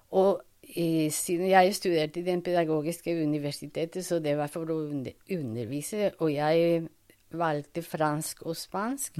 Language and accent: Norwegian; Bogotá, Colombia; Norwegian is a second language; moved away as an adult; also born or lived in Toulouse, France / Paris, France; now in Norway; jeg er fra Colombia. Mm. Jeg ble født i Bogotá